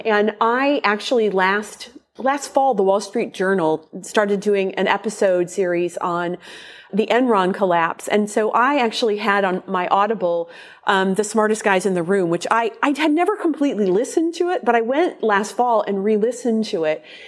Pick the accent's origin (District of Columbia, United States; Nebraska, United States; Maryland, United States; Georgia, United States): Nebraska, United States; Omaha; my hometown of Omaha